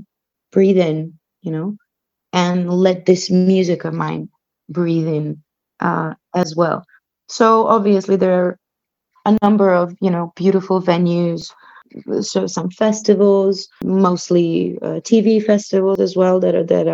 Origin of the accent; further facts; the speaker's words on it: Belgrade, Serbia; moved away as an adult; now in Slovenia; I grew up in Belgrade, which is the capital of Serbia